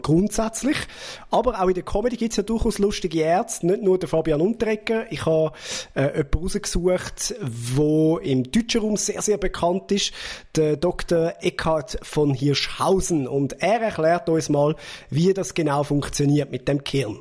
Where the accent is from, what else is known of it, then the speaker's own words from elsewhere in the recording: Zurich, Switzerland; dass ich aus Zürich bin